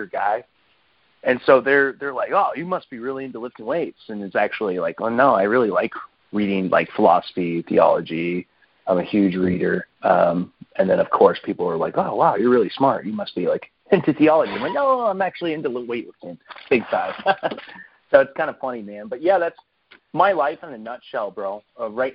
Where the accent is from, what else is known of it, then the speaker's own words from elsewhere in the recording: Gig Harbor, Washington, United States; I'm from Washington State. I'm in the Seattle area. I live in a small town called Gig Harbor, Washington. And I've lived there most of my life